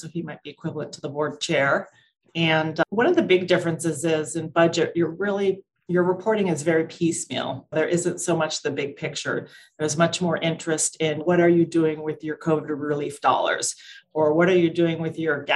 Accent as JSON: {"language": "English", "region": "Southern California", "country": "United States", "tie": "born or raised there", "said": "I grew up in Southern California, so still in my home base"}